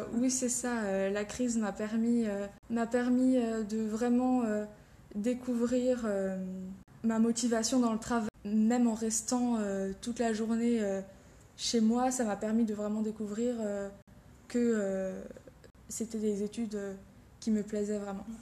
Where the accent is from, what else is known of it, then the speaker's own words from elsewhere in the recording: Beaune, Bourgogne-Franche-Comté, France; moved away as an adult; now in Strasbourg, France; je viens de Côte d'Or, de Beaune plus précisément, et je suis venue à l'université de Strasbourg pour la faculté de chirurgie dentaire